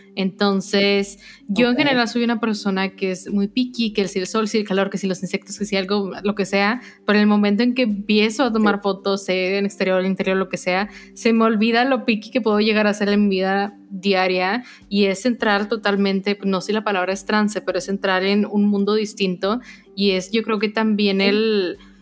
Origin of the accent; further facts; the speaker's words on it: Mexico; siendo mexicanos